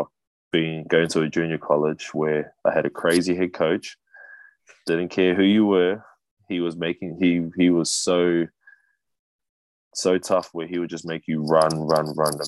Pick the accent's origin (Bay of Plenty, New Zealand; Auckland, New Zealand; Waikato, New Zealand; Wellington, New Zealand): Wellington, New Zealand; also born or lived in Hawaii; my hometown basketball team, the Wellington Saints